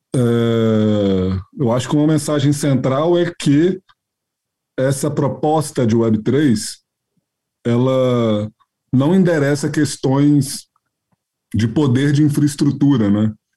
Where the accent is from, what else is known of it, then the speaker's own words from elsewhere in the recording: Minas Gerais, Brazil; como um bom mineiro